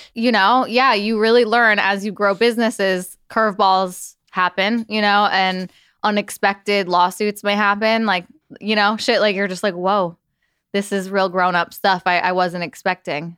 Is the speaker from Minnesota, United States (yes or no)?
no; New York, United States; I grew up in New York.